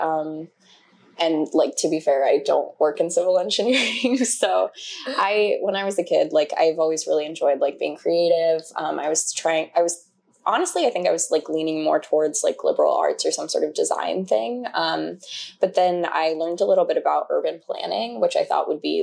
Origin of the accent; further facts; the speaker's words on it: Tucson, Arizona, United States; moved away; also born or lived in Colorado / Utah; I grew up in Tucson